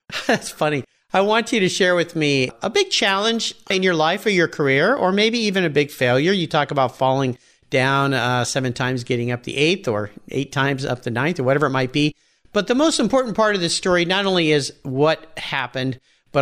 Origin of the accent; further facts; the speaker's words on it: Southern California, United States; now in Pacific Northwest, United States; growing up in Southern California